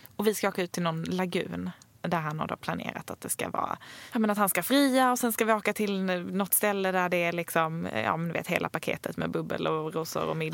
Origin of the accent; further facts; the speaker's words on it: Sweden; also born or lived in Stockholm; vi svenskar